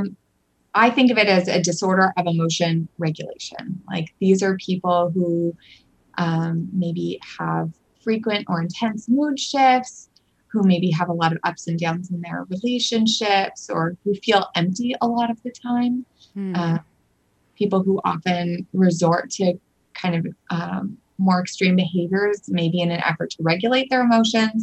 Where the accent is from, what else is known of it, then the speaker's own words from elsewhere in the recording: Seattle, Washington, United States; I'm from Seattle